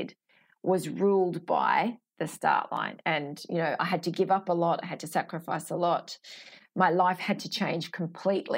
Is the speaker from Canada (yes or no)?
no; Sydney, New South Wales, Australia; I'm from Sydney